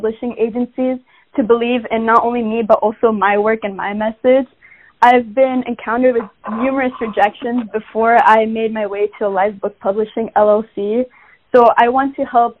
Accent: Mountain View, California, United States; also born or lived in Bosnia / Germany; I was born in Mountain View, California, but because my parents were fresh immigrants to the States, I have spent most of my time in Bosnia and Germany with my grandma when I was younger, and then I only came back to the States for schooling

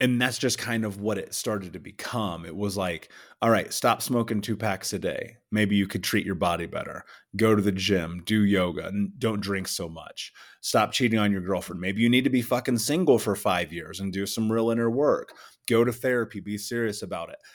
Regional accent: Indianapolis, Indiana, United States; I grew up in Indianapolis.

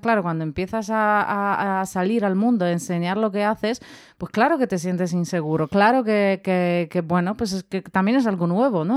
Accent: Poland; now in Spain; yo que soy de Polonia

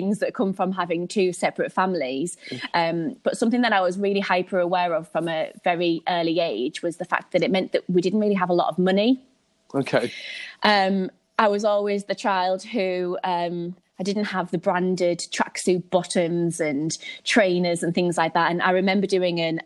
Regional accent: Hartlepool, North East England, United Kingdom; moved away as an adult; now in Sunderland, United Kingdom; I don't know whether you can tell from my accent, but I'm from a little place called Hartlepool

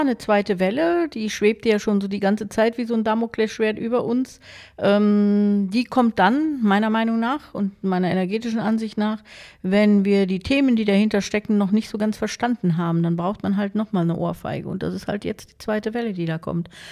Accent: Germany

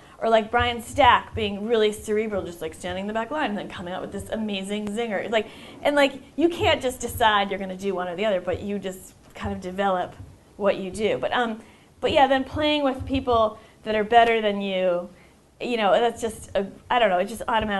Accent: New York, United States; And I said, I'm from New York, and then they were like, oh, were you there for 9/11?

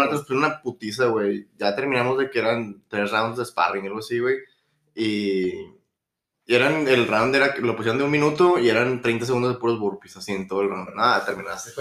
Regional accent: Monterrey, Nuevo León, Mexico; Yo creo que el único hobby como todo regio es

